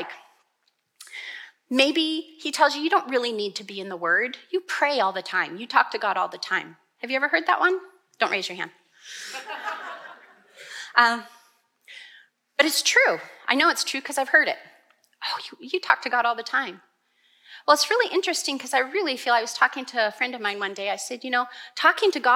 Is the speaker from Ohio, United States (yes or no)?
no; Montana, United States; I was born in Montana